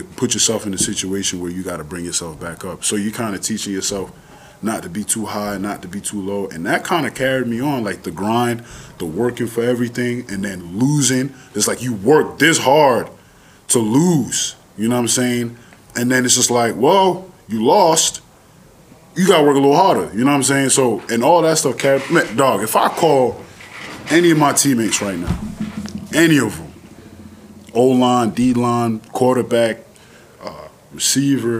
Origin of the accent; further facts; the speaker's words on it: New York City, New York, United States; accent: New York; also born or lived in Connecticut; I'm from Far Rockaway. born and raised